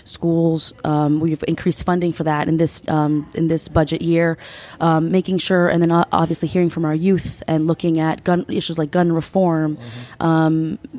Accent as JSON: {"language": "English", "country": "United States", "tie": "born or raised there", "second_language": "English", "said": "So I am a Peruvian American. I was born and raised in the United States, went through the public school system, was an ESOL student during elementary school"}